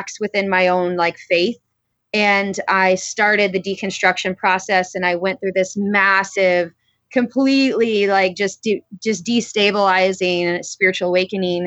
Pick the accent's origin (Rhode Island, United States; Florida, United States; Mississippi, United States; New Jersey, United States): Florida, United States; I grew up in Florida and I had a really great upbringing